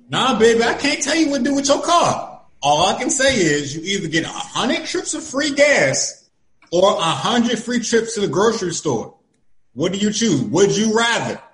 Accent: Florida, United States; I'm from Florida, right? I'm from the middle of nowhere in Florida

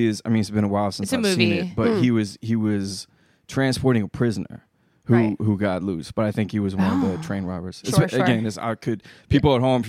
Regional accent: Texas, United States; now in California, United States; I'm from Texas.

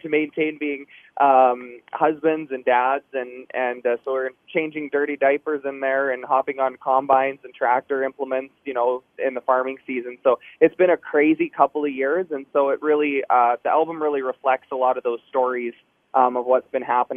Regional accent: Shaunavon, Saskatchewan, Canada; growing up in Shaunavon, Saskatchewan, with one radio station, we grew up listening to Paul on the airwaves

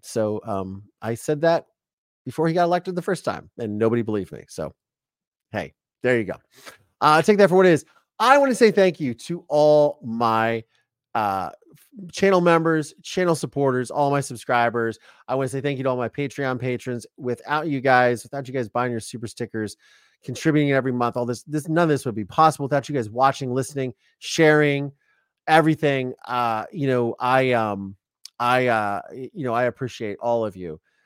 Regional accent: Ohio, United States; now in Southern California, United States; I've been very acclimated to Southern California, even though I'm from Ohio

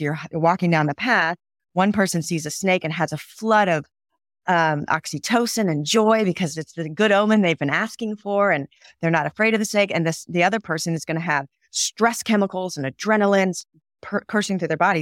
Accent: Southern California, United States; I grew up in Southern California

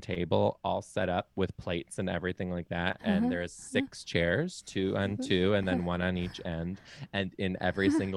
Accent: Detroit, Michigan, United States; I'm from Detroit.

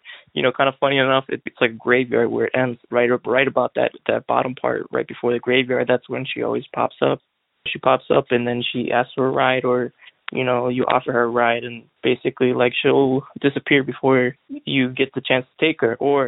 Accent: Illinois, United States; I'm from Illinois

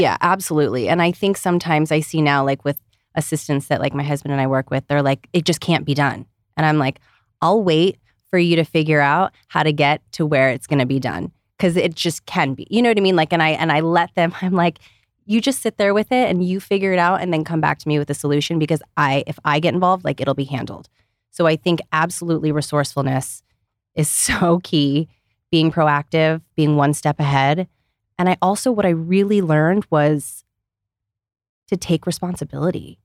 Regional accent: Ohio, United States; growing up in Ohio

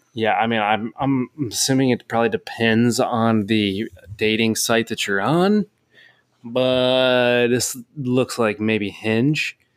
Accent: Cincinnati, Ohio, United States; I'm from Cincinnati

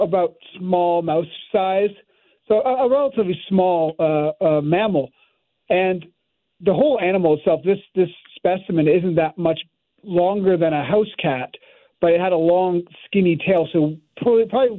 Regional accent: Canada; moved away as an adult; also born or lived in Montreal; now in United States; I'm now working in the States, but I'm Canadian, and I was originally at Montreal

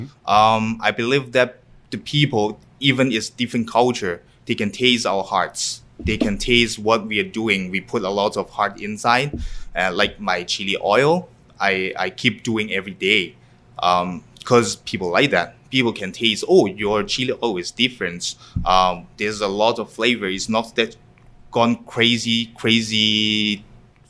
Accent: Hong Kong; English is a second language; now in Winnipeg, Canada; I loved to cook when I was 5 years old or 6 years old in Hong Kong, because I came from Hong Kong

